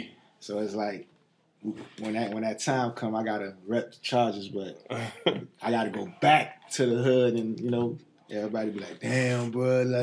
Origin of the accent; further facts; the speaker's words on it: North Miami, Florida, United States; also born or lived in Haiti; I'm from Miami, Florida. No, I'm originally from Haiti.